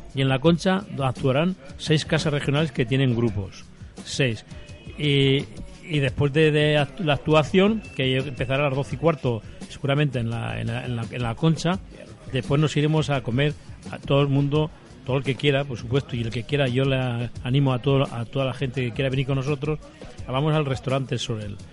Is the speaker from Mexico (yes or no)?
no; Zaragoza, Aragon, Spain; now in Alicante, Spain; yo soy de Zaragoza